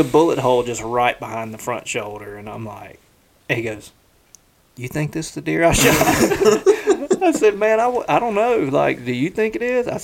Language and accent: English; the South, United States; we're from the South